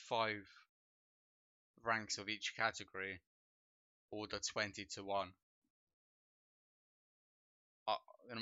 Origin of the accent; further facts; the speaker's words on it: Poland; I am not English. Well, or from the UK. I'm actually